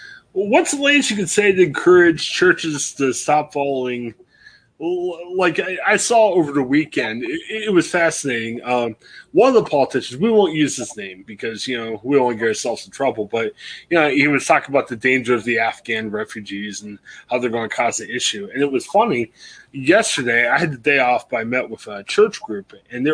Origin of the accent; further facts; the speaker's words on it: Louisville, Ohio, United States; I grew up in Louisville, which is predominantly white